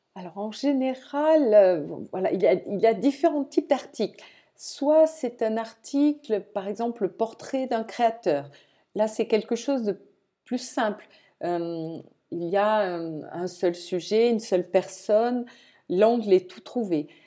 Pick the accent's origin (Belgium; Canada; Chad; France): France; Toulouse, Occitania; moved away; je viens de Toulouse